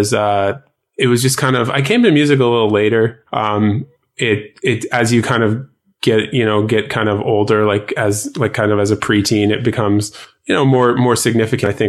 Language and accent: English; Canada; I'm Canadian as well